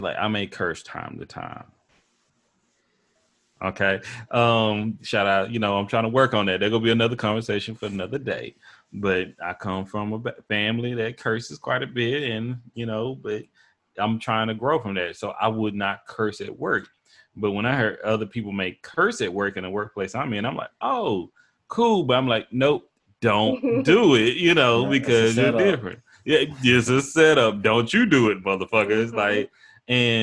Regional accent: Tyler, Texas, United States; accent: country; moved away as an adult; now in Seattle, United States; my hometown of Tyler, Texas

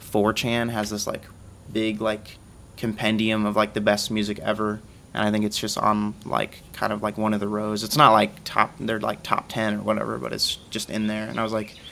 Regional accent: Dothan, Alabama, United States; moved away as an adult; now in Starkville, United States; I'm originally from Dothan, Alabama. I came here for school

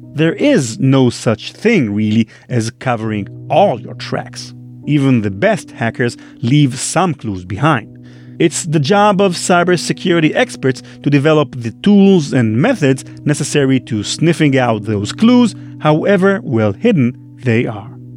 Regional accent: Israel; English is a second language; trying to pass as an American instead of an Israeli, which is the real case.

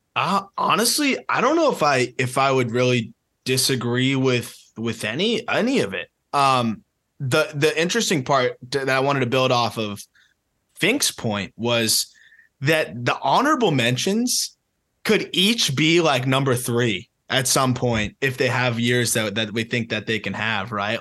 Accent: South Florida, United States; being from South Florida or Florida in general

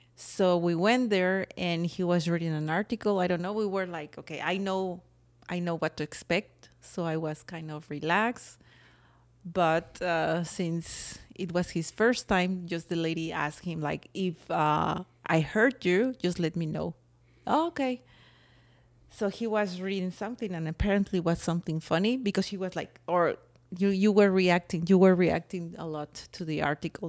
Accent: Mexico; accent: Mexican; It's my Mexican accent.

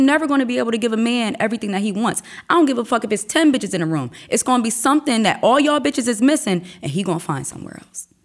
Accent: Wilmington, Delaware, United States; also born or lived in Newtonville, New Jersey; I was raised in Wilmington, Delaware.

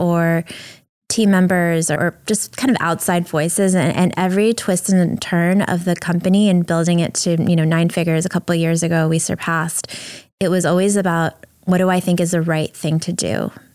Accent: New York City, New York, United States; also born or lived in Ukraine; I moved to the U S with my family when I was four and a half years old, and we moved from Ukraine and lived in a welfare hotel in Brooklyn

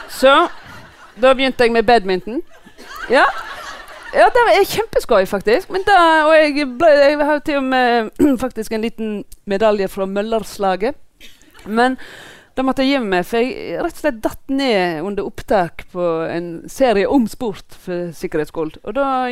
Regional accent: Voss, Vestland, Norway; jeg er fra Voss

